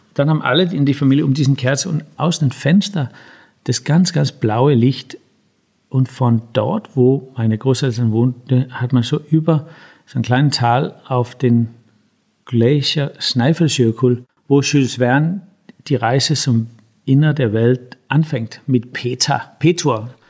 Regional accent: Denmark; Ja, also ich bin ja in Dänemark zum großen Teil aufgewachsen.

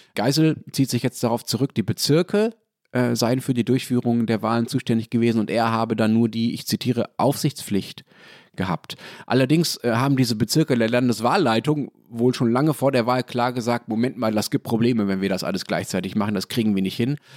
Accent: Berlin, Germany; als Berliner

